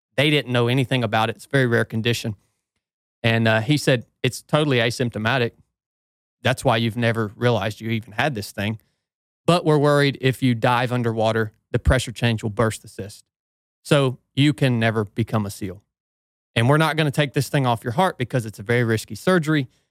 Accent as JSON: {"language": "English", "region": "Northwest Georgia", "country": "United States", "tie": "born or raised there", "said": "I grew up in Northwest Georgia"}